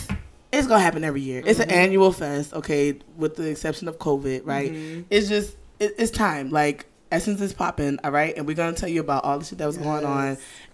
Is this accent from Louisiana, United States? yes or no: yes; New Orleans, Louisiana, United States; Hosted right here in my hometown of New Orleans, Louisiana.